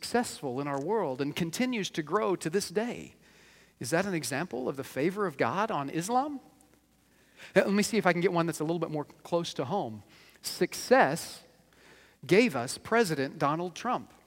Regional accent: United States; we as American believers

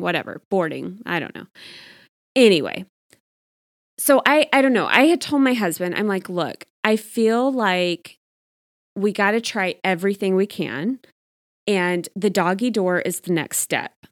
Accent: Texas, United States; now in Arizona, United States; I grew up in Texas

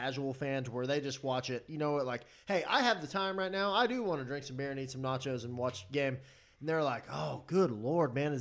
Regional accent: Texas, United States; we're all from Texas here

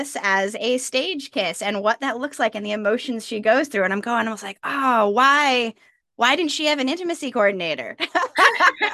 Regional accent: New York, United States; now in Charleston, United States; I grew up in New York. You know, I had four seasons, not the city

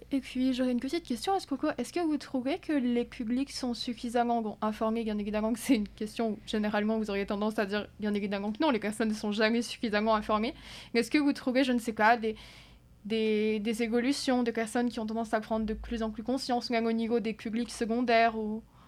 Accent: France; now in Quebec, Canada; je viens de France

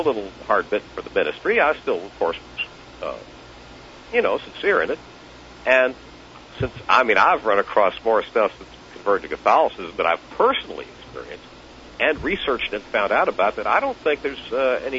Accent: Baltimore, Maryland, United States; also born or lived in Delaware; I grew up in Baltimore, Maryland, Delaware area both.

